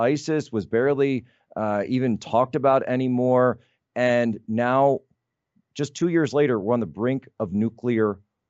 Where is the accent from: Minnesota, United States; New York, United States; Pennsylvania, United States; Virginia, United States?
Pennsylvania, United States; Southeastern; moved away; I'm from Southeastern Pennsylvania